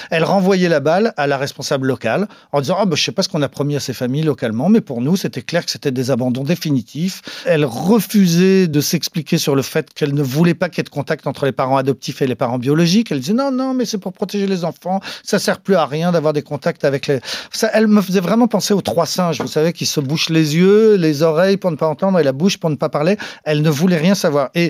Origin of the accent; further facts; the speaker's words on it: Brittany, France; alors que j'ai grandi en Bretagne et qu'on est breton, mais qu'en même temps, je suis malien.